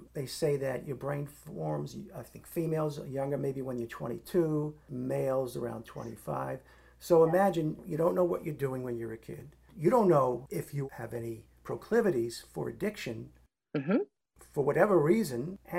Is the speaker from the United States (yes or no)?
yes; New York City, New York, United States; growing up in the Bronx